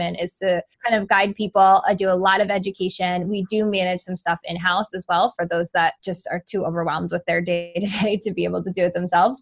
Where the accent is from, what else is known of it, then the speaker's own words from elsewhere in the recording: Rhode Island, United States; I live in, I'm from Rhode Island